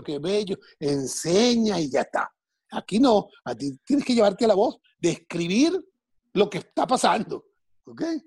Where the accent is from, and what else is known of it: Caracas, Capital District, Venezuela; now in United States